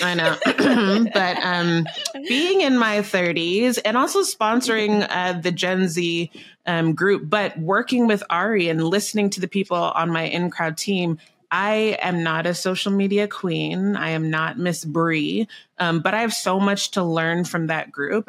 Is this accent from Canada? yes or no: yes; Canada; I'm Canadian, so I say bag funny